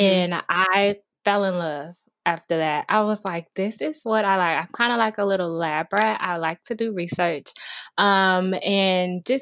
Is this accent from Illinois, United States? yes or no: yes; Chicago, Illinois, United States; also born or lived in Dallas, Texas; I'm from Chicago, but I had to, I used to live in Dallas about 3 years ago, but I decided to move back home